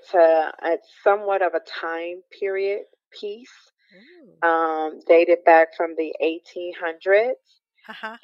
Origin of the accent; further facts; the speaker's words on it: Chicago, Illinois, United States; moved away as an adult; also born or lived in Milwaukee / Atlanta; now in California, United States; from Chicago. No, I'm not a native of California. I've been here for about a couple, like maybe 2 decades since I believe shortly after 9/11. But I'm a Midwest girl by heart. I'm Chicago by way of Milwaukee and live some in Atlanta.